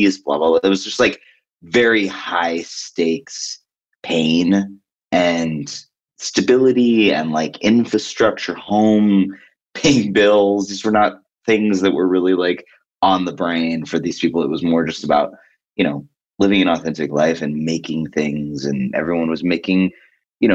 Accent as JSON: {"language": "English", "town": "New York City", "region": "New York", "country": "United States", "tie": "born or raised there", "said": "I grew up in New York in like a time that people don't like"}